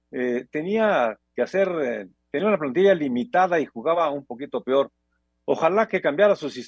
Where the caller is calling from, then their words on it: Tlalnepantla, State of Mexico, Mexico; Hola, señores de Espacio Deportivo … de Tlalnepantla.